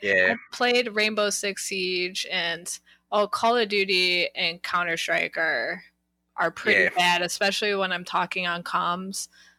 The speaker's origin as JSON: {"language": "English", "region": "Midwest", "country": "United States", "lives_now": "California, United States", "said": "especially I come from the Midwest, so my rent over there paying like $350 for an apartment"}